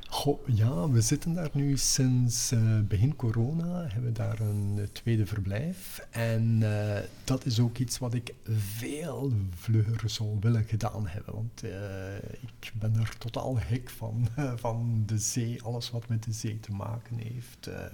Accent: Denderhoutem, Flanders, Belgium; moved away; also born or lived in Ghent; Denderhouten tussen Aals en Nienhoven.

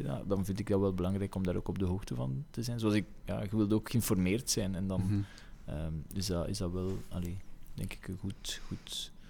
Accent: Flanders, Belgium; ik wou juist zeggen, we zijn al redelijk klein als, als Belgen. Waarom zouden we dan nog versnipperen?

